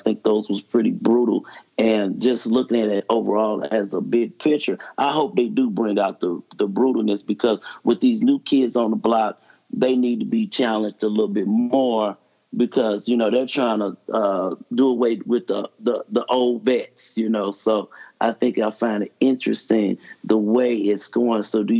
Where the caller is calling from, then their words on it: St. Louis, Missouri, United States; St. Louis, Missouri.